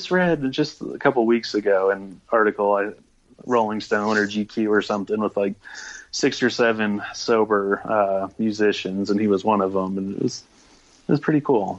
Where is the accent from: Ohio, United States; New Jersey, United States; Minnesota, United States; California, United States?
Minnesota, United States; moved away as an adult; now in Fort Collins, United States; So I moved out from Minnesota to Fort Collins and went to school there.